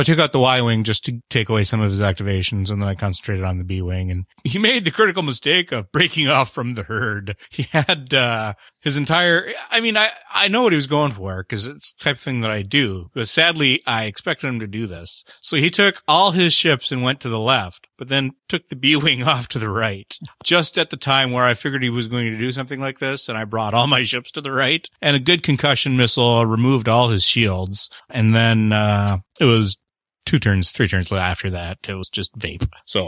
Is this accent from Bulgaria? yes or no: no; Canada; I'm the Canadian.